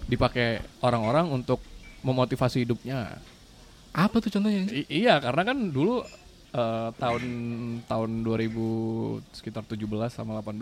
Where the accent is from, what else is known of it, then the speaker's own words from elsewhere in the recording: Jakarta, Indonesia; sebagai orang Jakarta